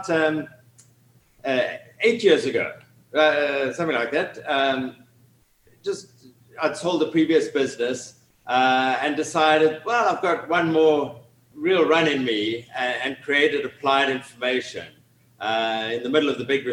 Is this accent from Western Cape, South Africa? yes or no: yes; Cape Town, Western Cape, South Africa; moved away as an adult; now in Atlanta, United States; from my accent, you can tell I'm originally from Cape Town in South Africa